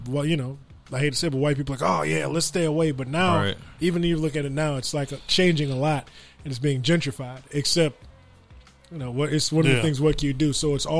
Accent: Detroit, Michigan, United States; I'm from Detroit.

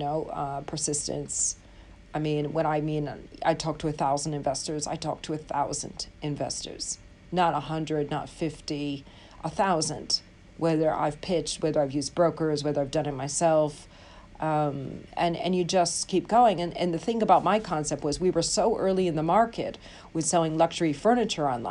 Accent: United States; now in London, United Kingdom; I'm an American living in London.

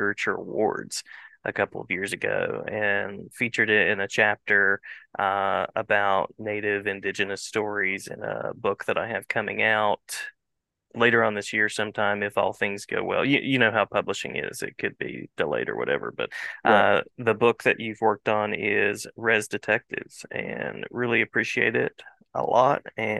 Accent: West Virginia, United States; I'm a kid from West Virginia

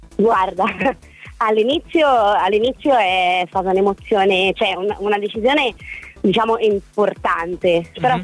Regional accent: Florence, Tuscany, Italy; now in Rome, Italy; di adozione romana perché in realtà io sono fiorentina

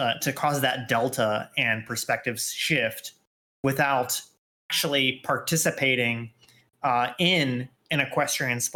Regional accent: Texas, United States; I'm a Texan

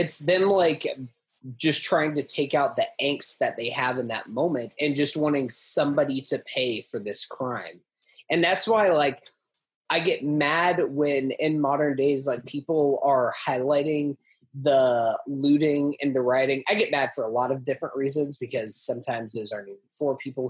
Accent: Brooklyn, New York, United States; born there; It's just like, go back to Massachusetts. I was born in Brooklyn.

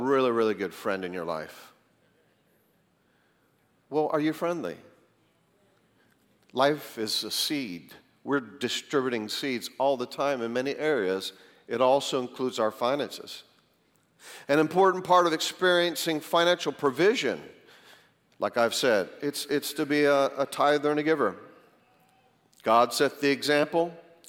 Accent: Greensboro, North Carolina, United States; moved away as an adult; also born or lived in Tulsa; I was from Greensboro, went out to Tulsa

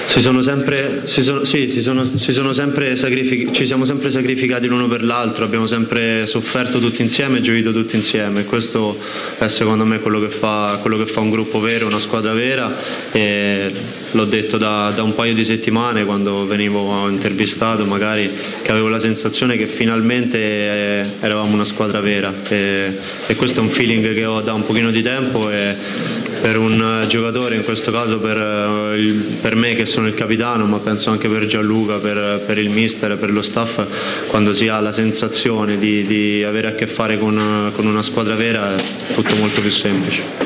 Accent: Rome, Lazio, Italy; sono nato a Roma

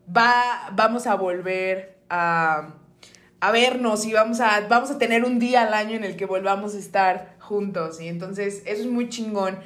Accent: Mexico

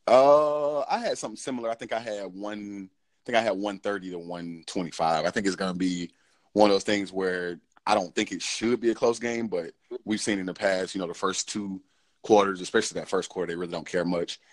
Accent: Cobb County, Georgia, United States; I'm from Cobb County

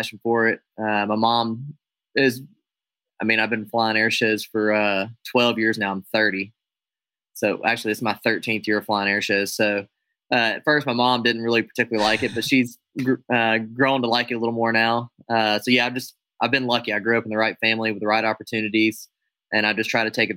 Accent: United States; I'm an American aerobatic air show pilot

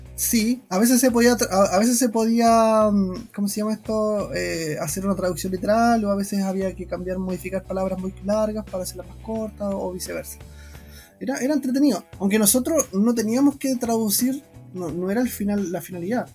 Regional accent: Chile; moved away as an adult; now in Japan; nosotros venimos de Chile

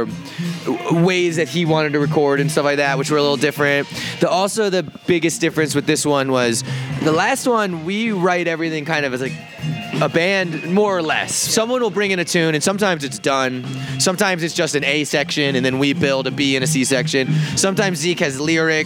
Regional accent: Virginia, United States; moved away as an adult; also born or lived in San Francisco Bay Area; now in San Francisco, United States; I'm from Virginia.

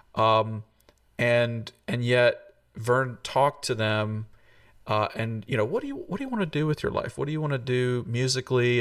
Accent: Tennessee, United States; moved away as an adult; came to come back to my home state and plug into this wonderful university

